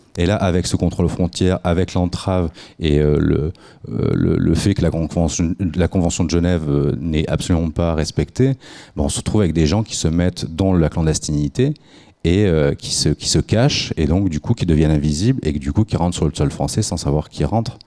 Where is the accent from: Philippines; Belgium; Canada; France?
France; Nice, Provence-Alpes-Côte d'Azur; moi je suis niçois